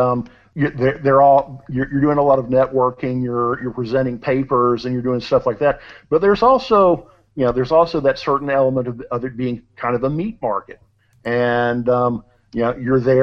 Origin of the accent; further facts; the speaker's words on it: suburbs of Cincinnati, Northern Kentucky, United States; I grew up over on the Kentucky side of the river, so the suburbs of Cincinnati